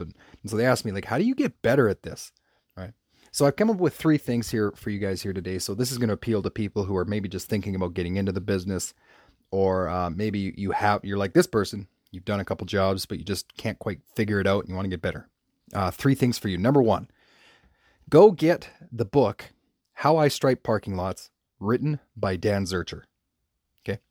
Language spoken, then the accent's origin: English; Canada; I'm from Canada